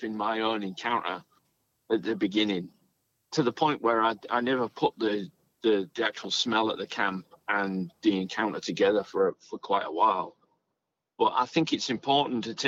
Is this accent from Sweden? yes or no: no; England, United Kingdom; now in Australia; where I grew up in England, the house was built in 1798